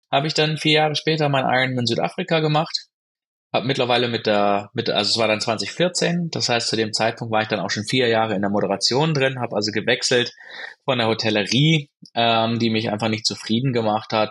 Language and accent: German; Baden-Württemberg, Germany; moved away as an adult; Ich bin so klassisch äh, gut behüteter Mittelstand aufgewachsen am Fuße des Schwarzwalds